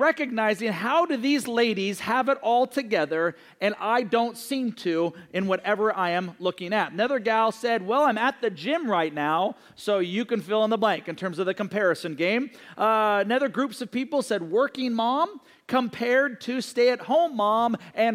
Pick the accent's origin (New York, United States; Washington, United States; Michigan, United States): Washington, United States; Seattle; also born or lived in Johnson City, Tennessee; I was raised in Seattle